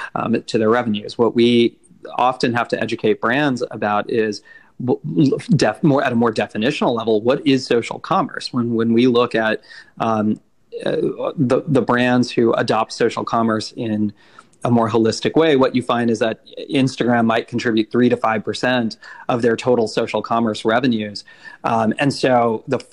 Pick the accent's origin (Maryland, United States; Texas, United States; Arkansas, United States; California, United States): California, United States; Silicon Valley; moved away as an adult; also born or lived in India; I grew up in the Silicon Valley